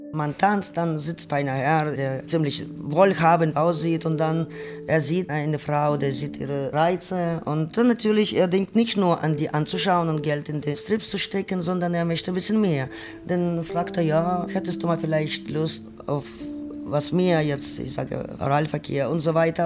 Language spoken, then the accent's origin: German; Ukraine; German is a second language; moved away as an adult; also born or lived in Berlin, Germany; now in Germany; Ich komme aus Ukraine, bin 1994 nach Deutschland gekommen.